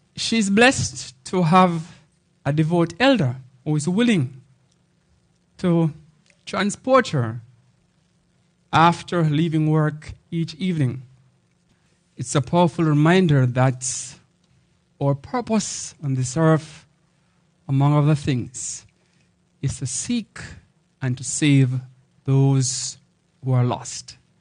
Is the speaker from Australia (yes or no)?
no; Jamaica; So I am from Jamaica, which is dubbed the homeland of reggae music.